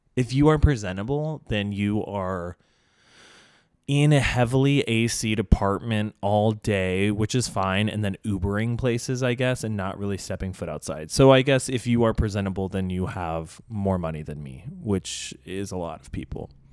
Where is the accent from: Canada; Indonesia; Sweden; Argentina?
Indonesia; now in Los Angeles, United States; growing up in Indonesia